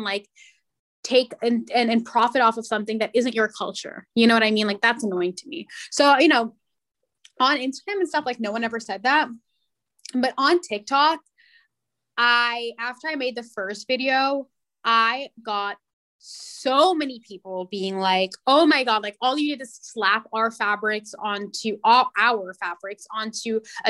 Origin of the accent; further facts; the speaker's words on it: India; So I had to say, well, I'm Indian.